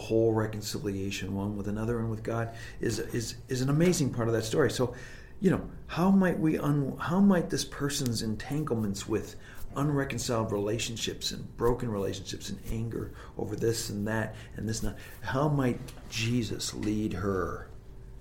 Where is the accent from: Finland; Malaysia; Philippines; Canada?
Canada; growing up in Canada, I learned French off the back of cereal boxes.